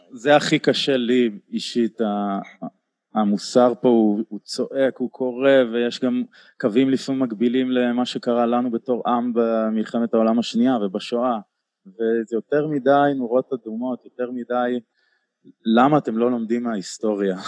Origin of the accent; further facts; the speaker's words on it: Tel Aviv, Tel Aviv District, Israel; אני גדלתי בתל אביב